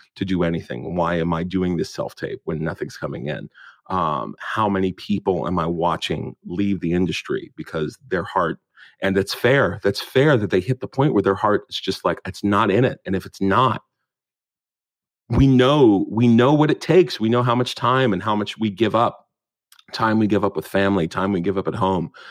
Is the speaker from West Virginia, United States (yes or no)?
yes; Morgantown, West Virginia, United States; moved away as an adult; now in United Kingdom; growing up in West Virginia as a black kid